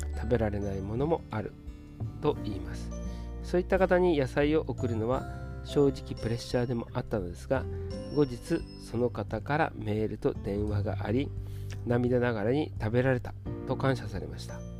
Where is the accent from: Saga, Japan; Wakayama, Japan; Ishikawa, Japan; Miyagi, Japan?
Ishikawa, Japan; moved away as an adult; 地元石川へ舞い戻ってき